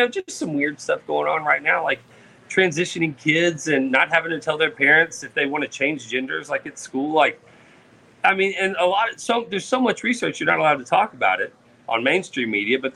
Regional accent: Katy, Texas, United States; my hometown of Katy, Texas

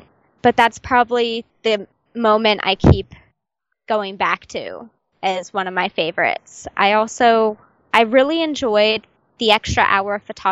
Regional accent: United States; I'm from America

